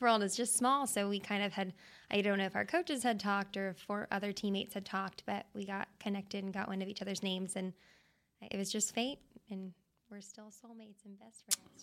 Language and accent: English; Tucson, Arizona, United States; moved away as an adult; now in Dallas, United States; Born and raised Tucson, went to college there, University of Arizona.